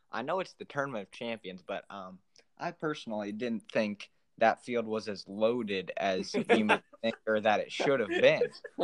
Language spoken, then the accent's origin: English; Fort Wayne, Indiana, United States; I'm from Fort Wayne, Indiana.